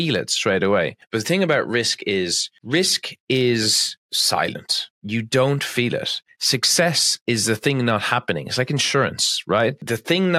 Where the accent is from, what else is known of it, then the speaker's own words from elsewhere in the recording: Ireland; Being Irish